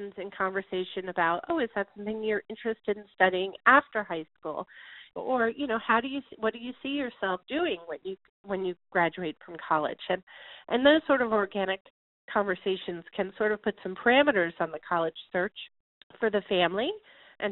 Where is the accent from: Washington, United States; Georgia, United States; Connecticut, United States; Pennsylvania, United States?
Connecticut, United States; the Northeast; moved away; Where I am from the Northeast, and I applied to schools where my friends had applied to schools, and really as I was in the Connecticut area